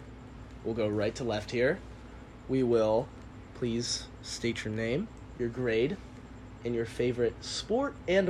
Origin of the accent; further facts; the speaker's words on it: California, United States; we are from California.